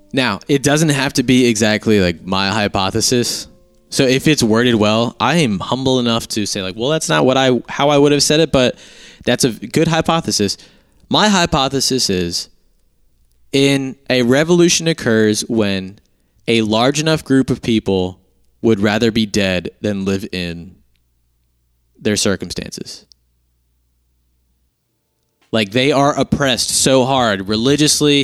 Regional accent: United States; I'm an American

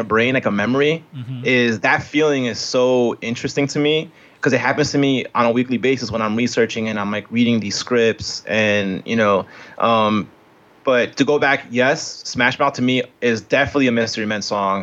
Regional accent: Colombia; now in United States; I'm Colombian, so I came from Colombia.

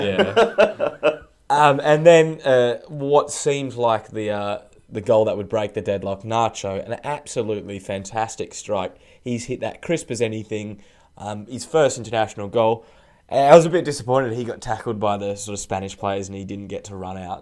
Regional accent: Australia; being an Australian

